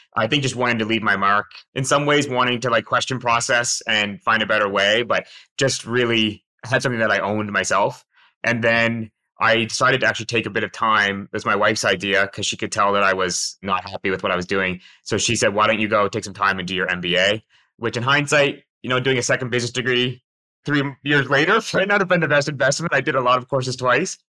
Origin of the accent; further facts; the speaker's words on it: Fredericton, New Brunswick, Canada; moved away as an adult; also born or lived in St. John's, Newfoundland; I grew up in Fredericton, New Brunswick, which is another province in Atlantic Canada.